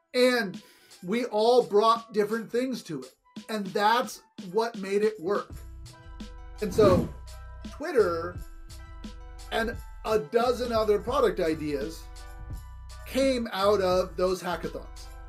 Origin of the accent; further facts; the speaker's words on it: California, United States; I grew up in California